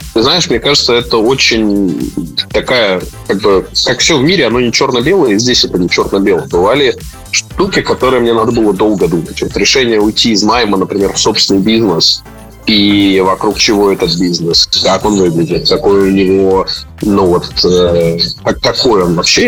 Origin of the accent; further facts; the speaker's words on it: Sakhalin Oblast, Russia; moved away; also born or lived in Moscow / Yekaterinburg; Я а вообще родился и вырос на Сахалине